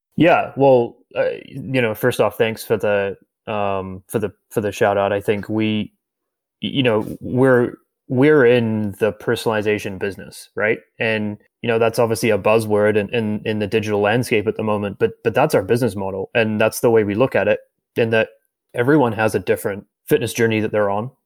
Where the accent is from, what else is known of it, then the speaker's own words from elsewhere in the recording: New Zealand; moved away as an adult; now in Canada; my home country of New Zealand. And I moved to Canada about nine years ago.